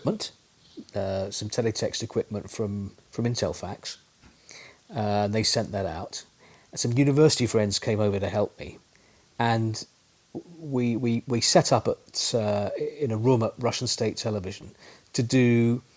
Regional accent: London, United Kingdom; moved away; also born or lived in Leeds; I'm from North London

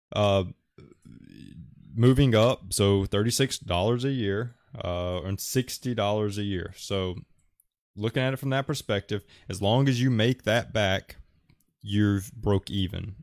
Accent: Alabama, United States; I'm from Alabama

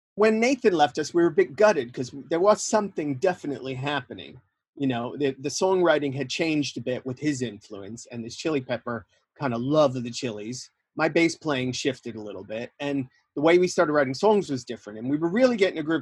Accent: New York, United States; I uh, grew up in New York

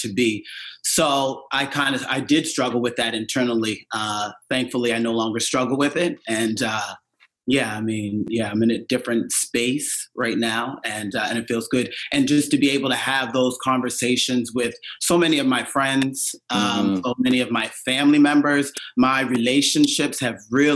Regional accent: Cherry Brook, Nova Scotia, Canada; moved away; Growing up in Cherry Brook. Well, the church was the center of the community, which is mostly the case in a lot of communities back home

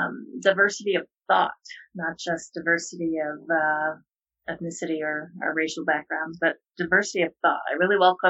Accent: Boulder, Colorado, United States; also born or lived in St. Louis, Missouri / Ghana; I was born in St. Louis, but moved to Boulder when I was about 9. So I feel like Colorado is my home

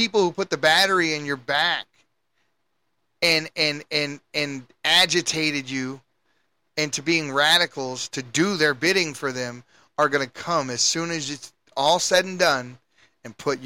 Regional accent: Baltimore, Maryland, United States; moved away; I'm from Baltimore, and you can go back to my neighborhood today

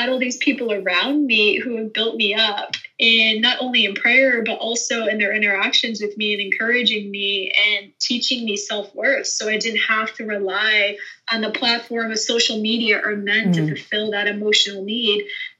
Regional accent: Northeast, United States; moved away as an adult; you know, I'm from the Northeast, so culture is totally different up there when it comes to marriage and relationships than it would be in Texas, which was kind of a culture shock for me when I first moved down here.

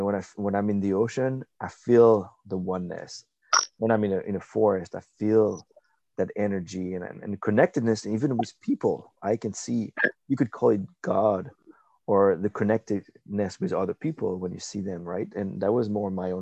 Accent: France; moved away; I was raised in France, Catholic

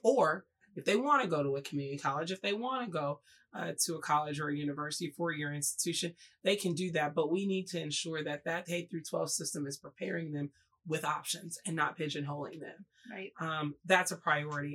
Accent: Oklahoma, United States; moved away as an adult; also born or lived in Jackson, Mississippi; I went to high school and middle school in Oklahoma

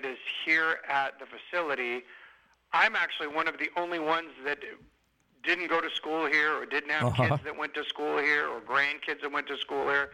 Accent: Tucson, Arizona, United States; moved away as an adult; also born or lived in Scottsdale, Arizona; now in Vallejo, United States; I grew up in Tucson, so I grew up a U of A fan

